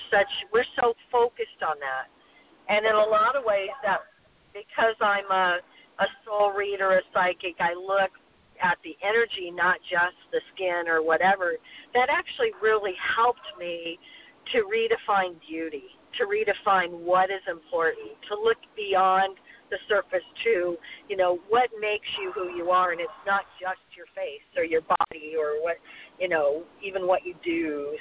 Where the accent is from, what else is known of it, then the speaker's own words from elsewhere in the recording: Hawaii, United States; also born or lived in Midwest; I grew up in Hawaii and the Midwest, and I burned a lot as a kid.